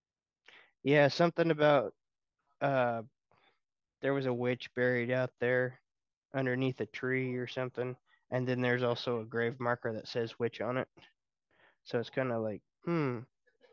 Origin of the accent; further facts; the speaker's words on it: Hutchinson, Kansas, United States; here in my hometown